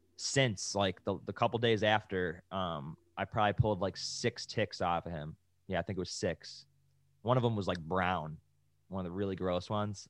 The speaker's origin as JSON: {"language": "English", "town": "Buffalo", "region": "New York", "country": "United States", "tie": "born or raised there", "moved": "yes", "lives_now": "California, United States", "said": "we're from Buffalo. We come from, like, seven-month winter, winters"}